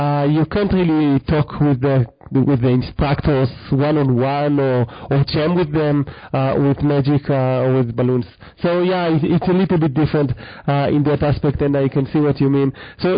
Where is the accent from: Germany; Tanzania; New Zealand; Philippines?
New Zealand; because I'm a Kiwi … you're a Kiwi.